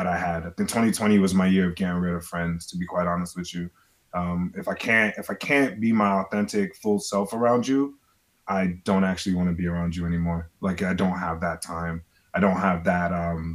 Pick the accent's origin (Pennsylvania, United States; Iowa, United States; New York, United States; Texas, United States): New York, United States; I grew up in New York in the 90s